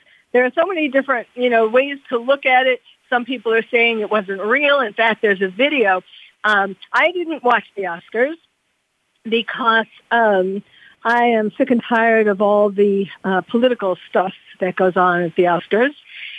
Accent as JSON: {"language": "English", "region": "New York", "country": "United States", "said": "I'm from New York"}